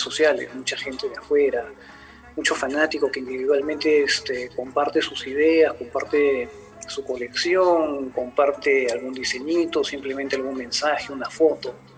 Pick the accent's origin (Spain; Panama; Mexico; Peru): Peru; soy de Perú